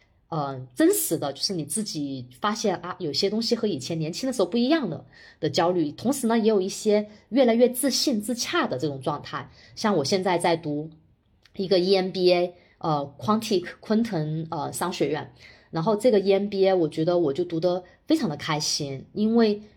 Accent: China; 我我作为一个在国内土生土长的人

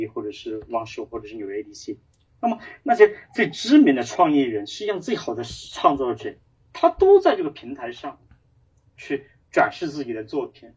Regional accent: Hunan, China; 我其实是来自于湖南

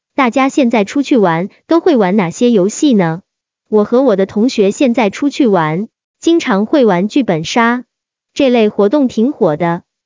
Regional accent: Guangzhou, Guangdong, China; 我来自广州

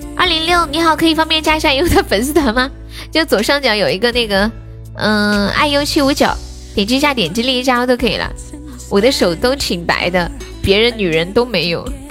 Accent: Sichuan, China; 我是四川人

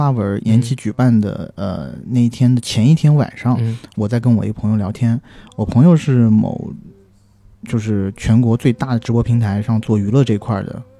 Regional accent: southern China, China; 我作为南方人，

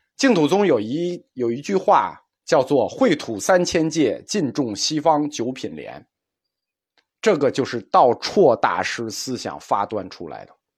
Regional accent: China; 我们中国人有一个两分法看问题

